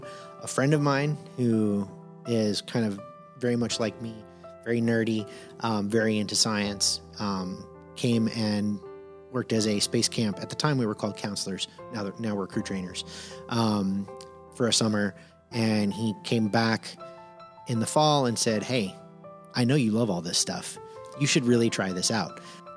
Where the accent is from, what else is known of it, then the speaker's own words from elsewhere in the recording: Phil Campbell, Alabama, United States; also born or lived in Miami; A lot of time I split between, Miami, Florida and a town in Northwest Alabama called Phil Campbell.